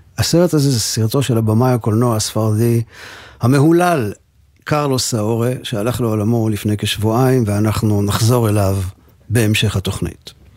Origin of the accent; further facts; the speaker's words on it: Givatayim, Tel Aviv District, Israel; לנו בגבעתיים